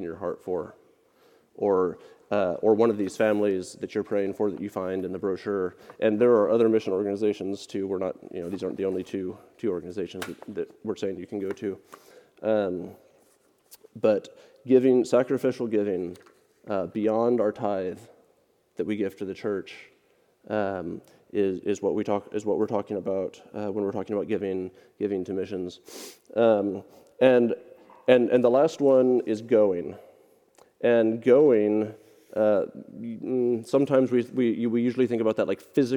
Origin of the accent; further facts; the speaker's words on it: Littleton, Colorado, United States; moved away; we're from Littleton, suburban Denver, Colorado